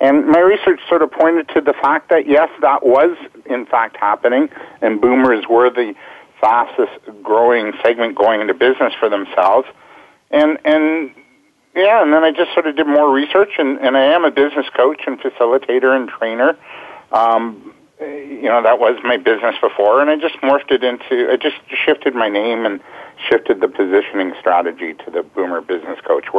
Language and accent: English; Canada; I am the Canadian winner